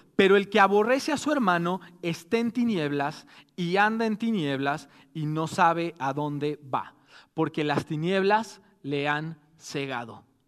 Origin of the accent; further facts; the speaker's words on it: Mexico; somos mexicanos